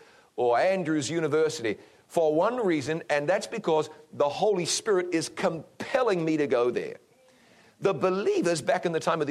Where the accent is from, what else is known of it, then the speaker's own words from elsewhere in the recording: New Zealand; New Zealand, my home country